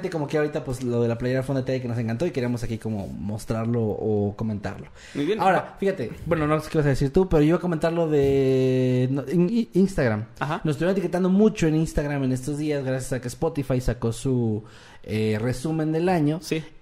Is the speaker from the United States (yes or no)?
yes; Utica, New York, United States; Yo soy de Útica y nunca escuché el término hamburguesas.